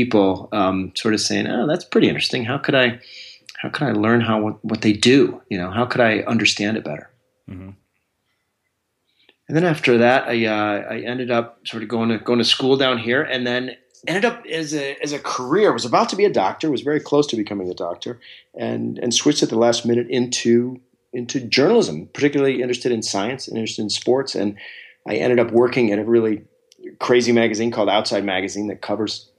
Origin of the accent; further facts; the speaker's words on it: Alaska, United States; I'm a kid from Alaska. And that growing up there has its own sort of set of unique qualities